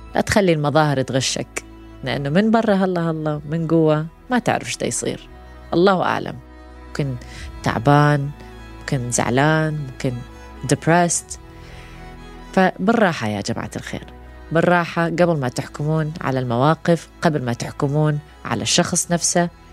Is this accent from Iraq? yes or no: yes; Iraq; احنا عراقيين